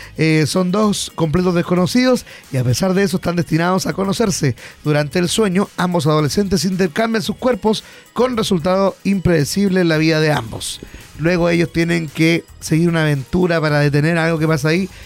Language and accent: Spanish; Hualpén, Biobío, Chile; yo soy de Hualpén, siempre he sido de Hualpén